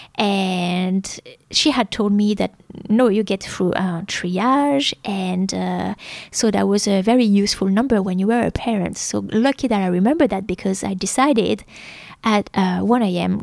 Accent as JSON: {"language": "English", "country": "France", "tie": "born or raised there", "second_language": "English", "moved": "as an adult", "lives_now": "Melbourne, Australia", "said": "a small town like my hometown is, uh, well, doctors are not open on the weekend and pharmacies are closed"}